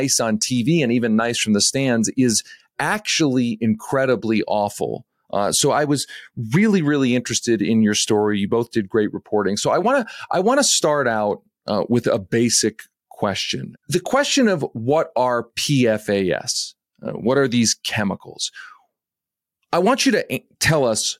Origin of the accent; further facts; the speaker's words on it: Philadelphia, Pennsylvania, United States; I grew up in the Philadelphia area